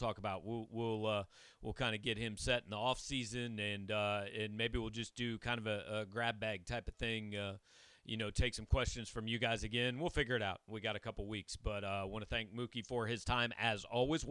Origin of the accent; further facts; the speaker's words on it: Kansas City, Missouri, United States; I grew up in Kansas City